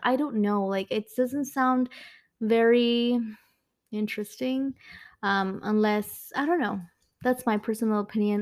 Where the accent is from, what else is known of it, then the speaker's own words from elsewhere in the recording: Mexico; accent: Mexican; my Mexican accent